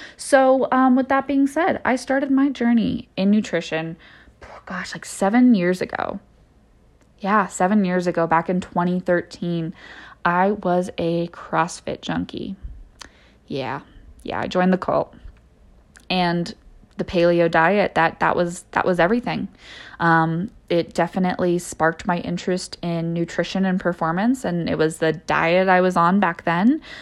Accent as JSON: {"language": "English", "town": "San Diego", "region": "California", "country": "United States", "tie": "born or raised there", "also_born_or_lived": "San Luis Obispo, California", "moved": "as an adult", "lives_now": "Denver, United States", "said": "I grew up in San Diego. um, California"}